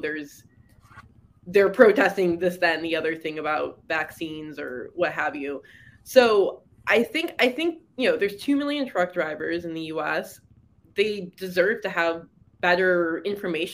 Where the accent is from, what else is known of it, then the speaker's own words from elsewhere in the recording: Detroit, Michigan, United States; moved away as an adult; also born or lived in Seoul, South Korea; I'm from Michigan. I grew up in the Detroit area and lived in Michigan my whole life